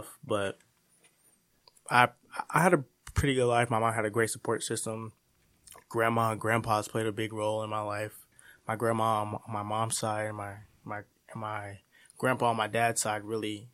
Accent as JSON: {"language": "English", "town": "Colorado Springs", "region": "Colorado", "country": "United States", "tie": "born or raised there", "also_born_or_lived": "Sterling, Kansas", "moved": "as an adult", "said": "I was born in Colorado Springs, basically there for my whole 18 years until I got to college"}